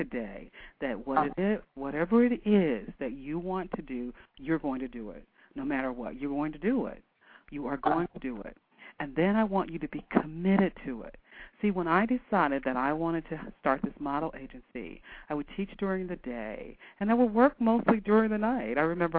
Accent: Canton, Ohio, United States; And we're talking about from Canton, Ohio. It's not quite the fashion capital of the world.

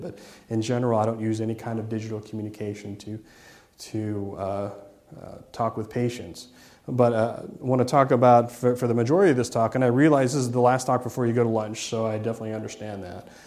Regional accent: Ohio, United States; I'm from Ohio

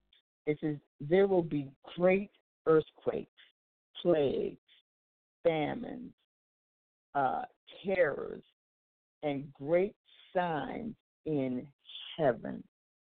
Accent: Anchorage, Alaska, United States; also born or lived in California; now in Texas, United States; When I was a little girl, I grew up in Anchorage, Alaska, and I was in the big earthquake in 1964

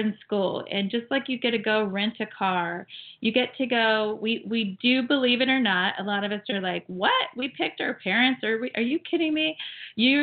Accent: Ohio, United States; also born or lived in Florida; now in California, United States; I grew up and raised in Ohio, but then I lived in Florida for 24 years.

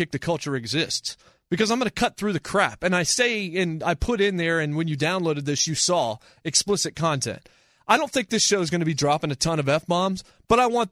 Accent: Winston-Salem, North Carolina, United States; also born or lived in Martinsville, Virginia; I grew up in Winston-Salem, North Carolina. I was born in Martinsville, Virginia, but when I was 12, I moved to Winston-Salem, or right around my 13th birthday. But that's really where I remember most of my life

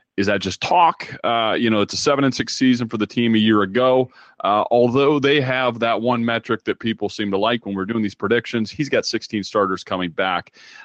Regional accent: Iowa, United States; as a guy growing up in Iowa

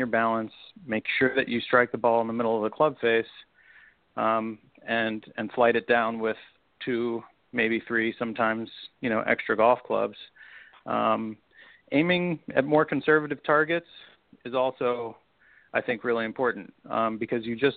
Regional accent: Chicago, Illinois, United States; I grew up in Chicago on a great little public golf course that was right on Lake Michigan

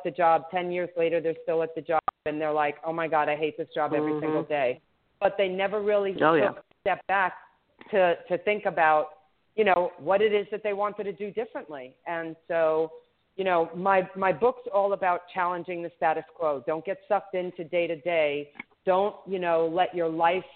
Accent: New York, United States; I'm from New York, too, so my native New Yorker

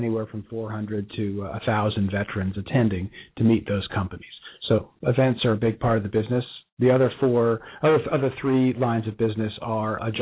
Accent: Bronxville, New York, United States; also born or lived in Cincinnati; now in Dallas, United States; We're both from the same hometown, just north of New York City

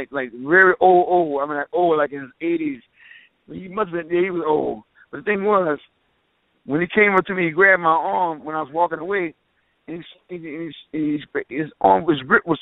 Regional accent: New Orleans, Louisiana, United States; I'm from New Orleans

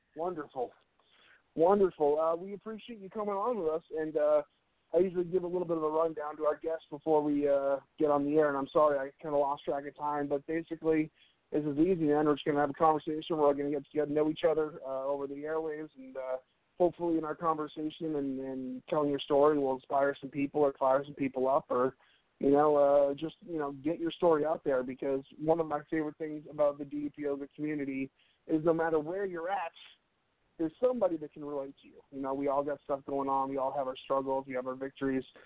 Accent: United States; as an American

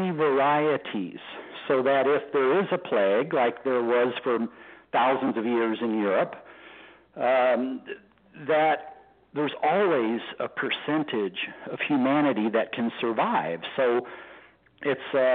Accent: Texas, United States; being a Texan

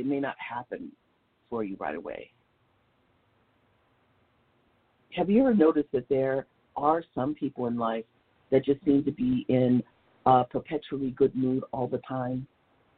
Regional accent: Los Angeles, California, United States; I grew up in South Central Los Angeles

